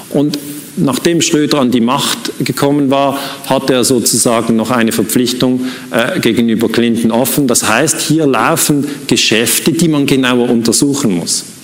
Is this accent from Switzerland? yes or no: yes; Switzerland; Muss ich als Schweizer sagen, ist mir völlig egal.